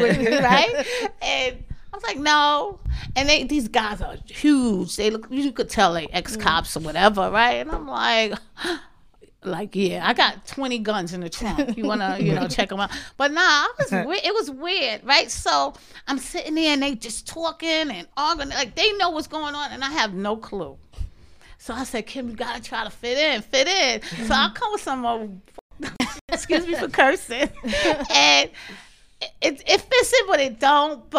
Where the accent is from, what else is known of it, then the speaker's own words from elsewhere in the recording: New York City, New York, United States; I'm from Marcy, son